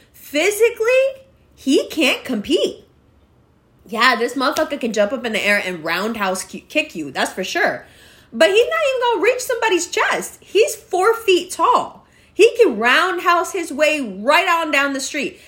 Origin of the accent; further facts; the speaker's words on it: Pakistan; I'm always Pakistani